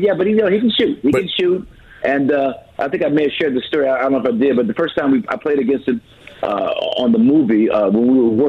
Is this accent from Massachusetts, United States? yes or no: no; Los Angeles, California, United States; I'm from Crenshaw.